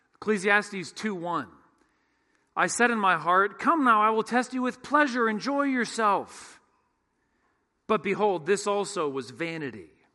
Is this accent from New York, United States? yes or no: no; San Francisco Bay Area, California, United States; When I was in the sixth grade, growing up in the San Francisco Bay Area